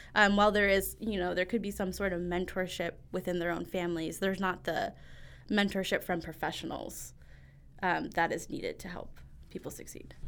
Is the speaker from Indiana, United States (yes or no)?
yes; Northwest Indiana, United States; I grew up in Northwest Indiana